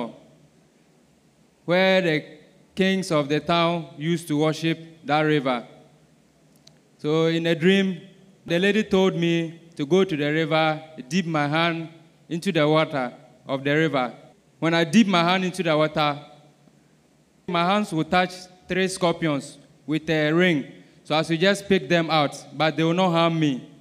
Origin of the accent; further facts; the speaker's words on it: Ghana; I'm from Ghana